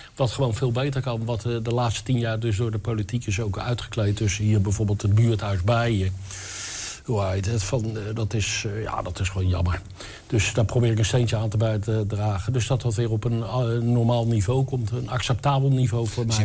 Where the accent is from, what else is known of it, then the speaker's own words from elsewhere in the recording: western Netherlands, Netherlands; moved away as an adult; now in Enschede, Netherlands; Ik kom uit het Westen. ik ben dus een Westerling